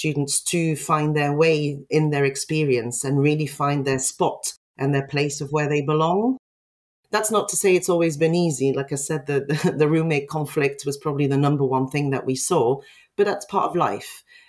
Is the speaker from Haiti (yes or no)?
no; Belgium; moved away; I came from Belgium. I was put in a small hall of residence with all the international students.